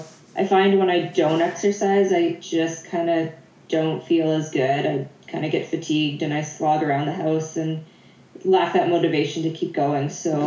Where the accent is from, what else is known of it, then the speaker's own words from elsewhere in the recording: Prince Edward Island, Canada; moved away as an adult; also born or lived in Charlottetown; now in Edmonton, Canada; when I grew up in Prince Edward Island, so I moved into Charlottetown